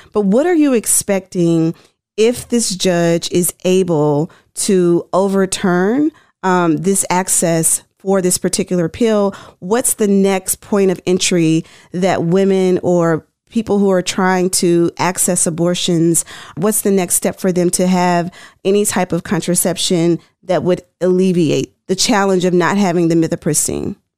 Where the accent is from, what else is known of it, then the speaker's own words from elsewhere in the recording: Tennessee, United States; I'm from Tennessee